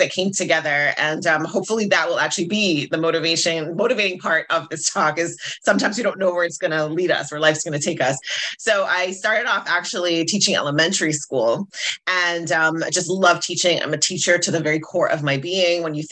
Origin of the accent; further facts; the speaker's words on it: Jamaica; I'm Jamaican